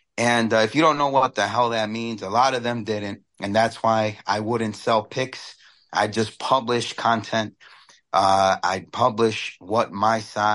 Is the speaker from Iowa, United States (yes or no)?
no; New York City, New York, United States; growing up in Queens, New York